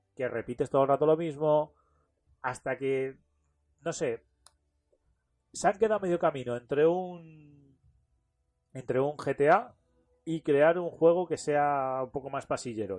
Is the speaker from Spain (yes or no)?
yes; Talavera de la Reina, Castilla-La Mancha, Spain; yo soy de Talavera de la Reina